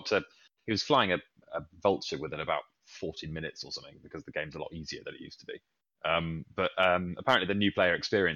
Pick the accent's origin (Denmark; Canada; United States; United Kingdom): United Kingdom; Lincolnshire-Cambridgeshire border, England; I'm originally from the Lincolnshire-Cambridgeshire border.